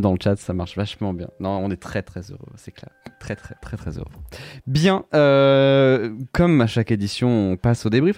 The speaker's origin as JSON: {"language": "French", "region": "Brittany", "country": "France", "said": "En tant que breton"}